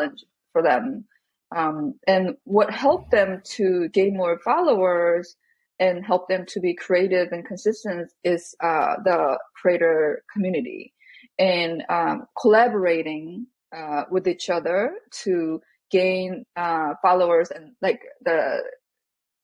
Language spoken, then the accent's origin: English; South Korea; growing up in Korea